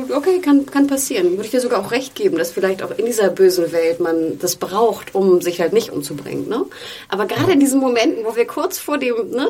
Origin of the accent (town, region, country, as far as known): Hamburg, Germany; born or raised there